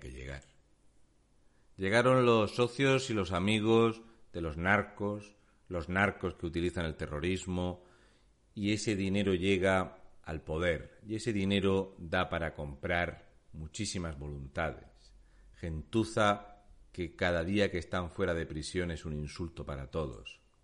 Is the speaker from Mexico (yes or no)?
no; Region of Murcia, Spain; soy un murciano encabronado